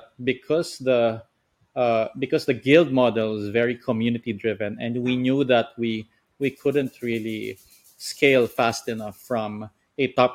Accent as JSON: {"language": "English", "country": "Philippines", "said": "I'm from the Philippines."}